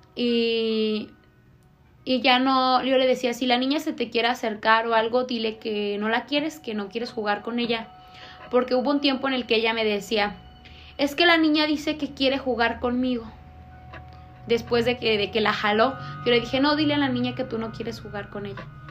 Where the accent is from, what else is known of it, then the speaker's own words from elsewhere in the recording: Manuel Doblado, Guanajuato, Mexico; yo soy de Doblado